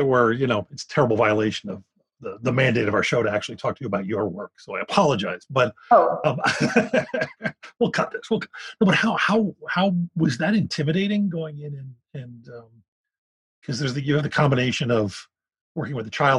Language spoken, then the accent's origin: English; Philadelphia, Pennsylvania, United States; born or raised there